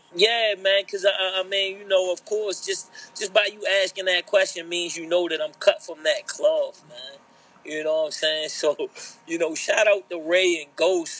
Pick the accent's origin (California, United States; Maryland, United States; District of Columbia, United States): Maryland, United States; Baltimore; being a Baltimorean homegrown